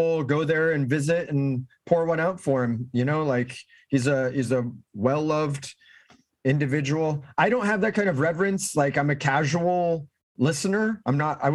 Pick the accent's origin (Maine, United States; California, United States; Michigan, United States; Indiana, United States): California, United States; Orange County; I grew up here in Orange County